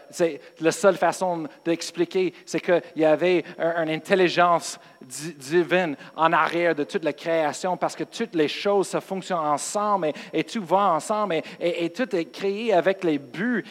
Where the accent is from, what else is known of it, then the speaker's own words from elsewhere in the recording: United States; Moi, je viens des États-Unis